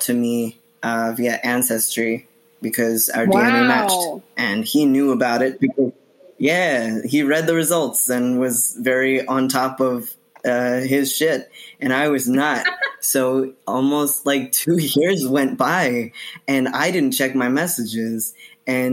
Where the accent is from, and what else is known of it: New Jersey, United States; born or raised there; also born or lived in Bogota, Colombia; now in Queens, New York, United States